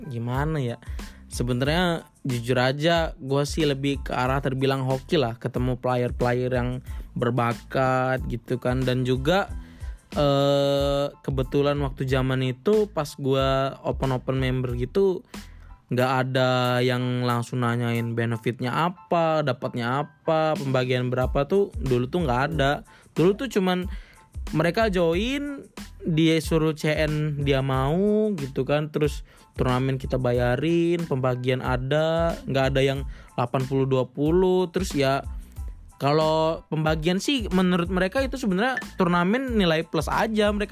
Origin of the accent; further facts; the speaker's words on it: Palembang, South Sumatra, Indonesia; born there; also born or lived in Bekasi; now in Semarang, Indonesia; jadi kenalin … lahir di Palembang tinggal di Bekasi dan sekarang lagi menetap di Semarang